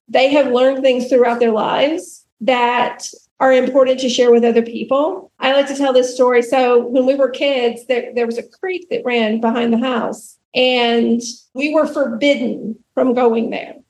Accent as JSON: {"language": "English", "region": "rural Alabama", "country": "United States", "tie": "born or raised there", "said": "I grew up in the South, in rural Alabama"}